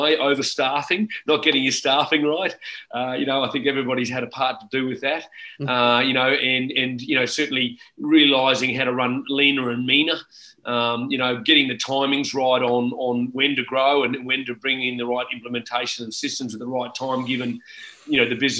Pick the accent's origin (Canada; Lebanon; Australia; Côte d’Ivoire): Australia; Brisbane, Queensland; born and bred in Brisbane, still in Brisbane